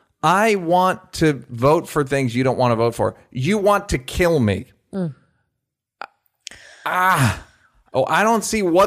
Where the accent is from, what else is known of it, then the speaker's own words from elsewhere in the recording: Bronx, New York, United States; And I'm from the Bronx.